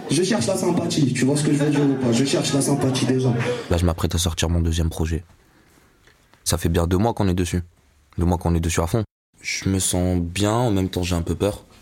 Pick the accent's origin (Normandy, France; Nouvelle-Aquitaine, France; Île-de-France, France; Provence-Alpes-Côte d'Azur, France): Provence-Alpes-Côte d'Azur, France; Marseille; also born or lived in Morocco; je fais un podcast pour Red Bull. Brr. Je viens de Marseille, je viens du Maroc aussi.